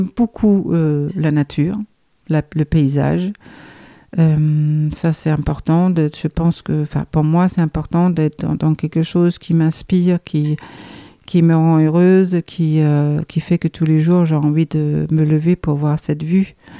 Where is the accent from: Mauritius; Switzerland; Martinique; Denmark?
Denmark; Copenhagen, Capital Region of Denmark; French is a second language; moved away as an adult; now in Dordogne, France; je suis danoise, euh, donc euh, je viens du pays du Danemark. Je suis née dans la capitale Copenhague.